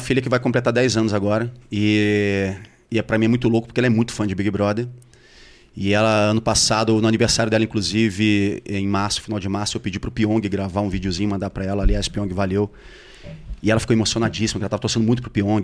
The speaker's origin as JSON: {"language": "Portuguese", "region": "Rio de Janeiro", "country": "Brazil", "said": "eu sou carioca, conheço muito bem toda aquela região ali do Projac"}